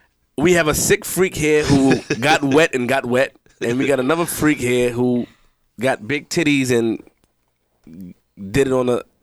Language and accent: English; Queens, New York, United States; I'm from Queens.